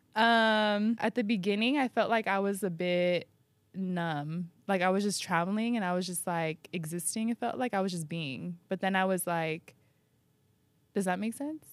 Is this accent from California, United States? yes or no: yes; San Diego, California, United States; now in New York, United States; my hometown